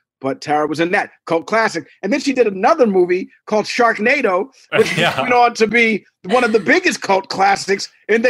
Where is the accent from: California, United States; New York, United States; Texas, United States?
New York, United States; Manhattan; We're all from Manhattan.